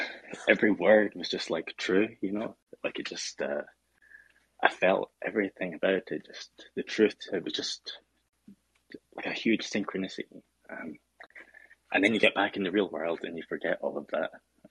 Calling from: Edinburgh, Scotland, United Kingdom; I'm calling from Edinburgh, Scotland.

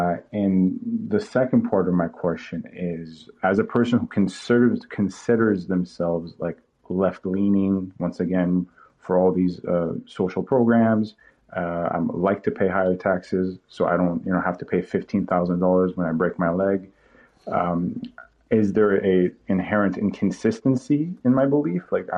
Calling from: Toronto, Ontario, Canada; I'm calling from Toronto, and I consider myself, personally speaking, a Canadian liberal

